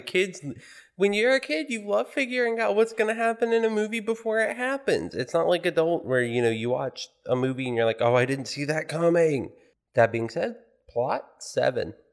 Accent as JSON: {"language": "English", "country": "United States", "said": "as an American"}